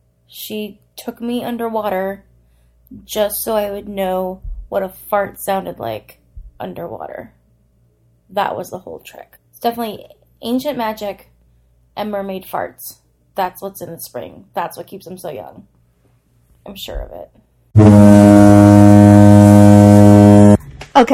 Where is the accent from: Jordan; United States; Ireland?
United States; Hawaii; I grew up in Hawaii.